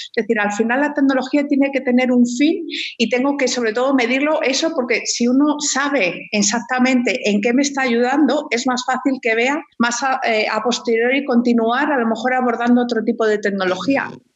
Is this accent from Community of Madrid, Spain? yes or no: yes; Madrid, Community of Madrid, Spain; moved away as an adult; now in Chile; soy española